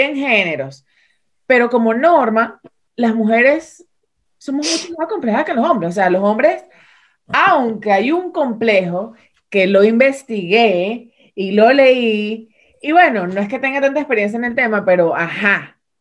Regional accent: Venezuela; ambas dos somos venezolanas

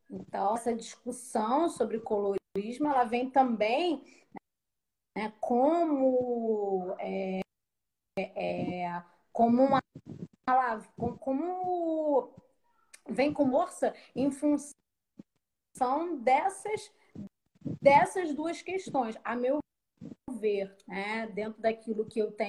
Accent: Rio de Janeiro, Brazil; Eu sou do Rio de Janeiro, né? Falo aqui do subúrbio do Rio de Janeiro.

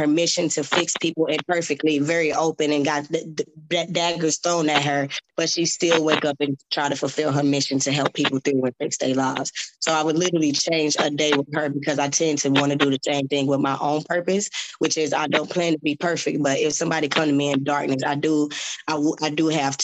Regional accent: Georgia, United States; In my hometown, Georgia always get the show first

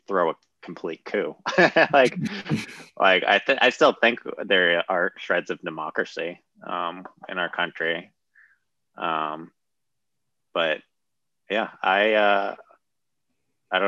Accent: United States; I love being an American

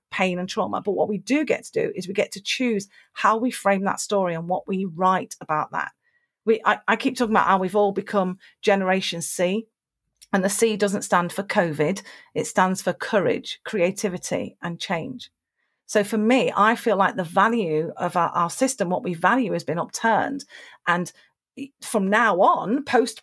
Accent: United Kingdom; being British

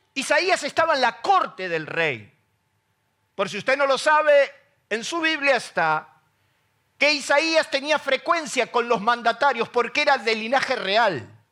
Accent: Isidro Casanova, Buenos Aires Province, Argentina; yo salí de Isidro Casanova

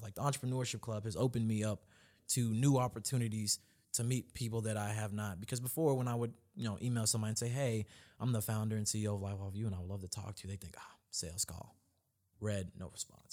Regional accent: Louisville, Kentucky, United States; I'm actually from Louisville in Kentucky, born and raised.

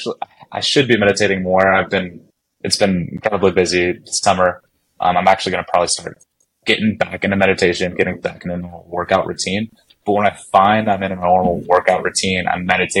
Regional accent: Montana, United States; I grew up in Montana

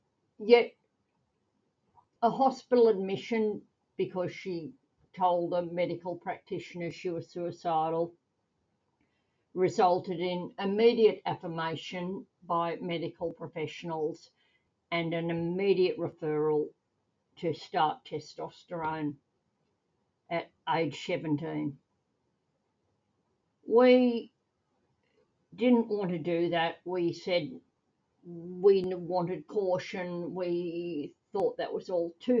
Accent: Australia; I'm a mum from Australia.

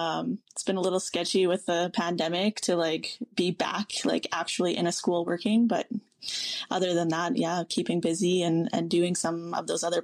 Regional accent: La Ronge, Saskatchewan, Canada; moved away as an adult; now in Saskatoon, Canada; I'm a Woodland Cree woman. My pronouns are she, her. And I grew up in Lac La Ronge, which is in northern Saskatchewan in Treaty 6 territory. I currently live in Saskatoon, Saskatchewan in Treaty 6 territory. And I've been here for about, I want to say 8 years now-ish.

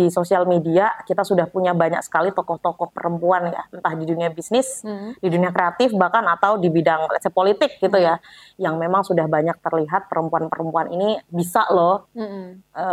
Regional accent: Java, Indonesia; karena kan saya orang Jawa

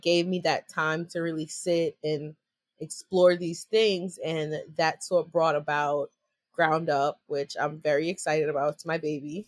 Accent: New York, United States; I'm from New York.

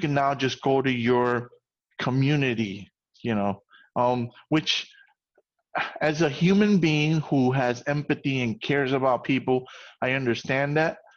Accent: New York, United States; as a New Yorker

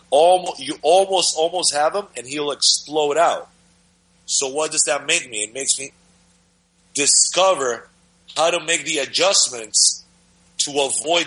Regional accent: Dominican Republic; moved away; I'm from the Dominican Republic

